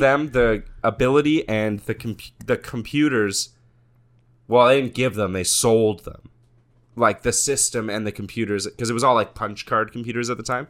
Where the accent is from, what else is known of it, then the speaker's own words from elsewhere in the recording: Canada; as a Canadian